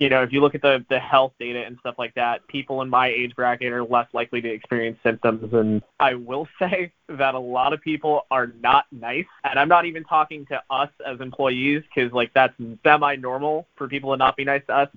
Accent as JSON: {"language": "English", "town": "New York City", "region": "New York", "country": "United States", "said": "being from Staten Island and being able to say, oh, I'm from New York City."}